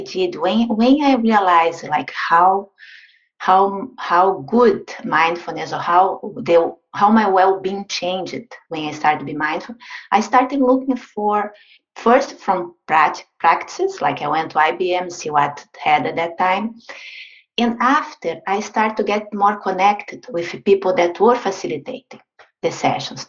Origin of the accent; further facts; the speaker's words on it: Brazil; moved away; I'm originally from Brazil.